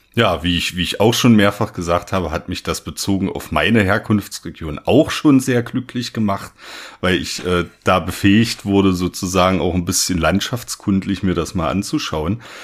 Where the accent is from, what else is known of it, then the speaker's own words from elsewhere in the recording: Saxony-Anhalt, Germany; ich komme äh, aus Sachsen-Anhalt